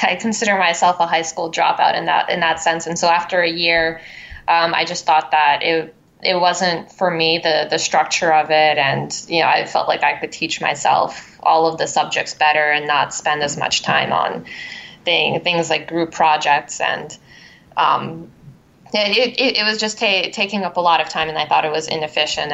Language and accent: English; Philadelphia, Pennsylvania, United States; moved away as an adult; also born or lived in Crimea, Ukraine / Brooklyn, New York; now in Manhattan, United States; I went through the Philadelphia public school system